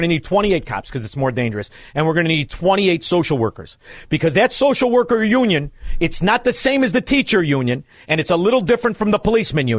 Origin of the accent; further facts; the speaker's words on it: Chicago, Illinois, United States; moved away as an adult; I'm from Chicago. I just left there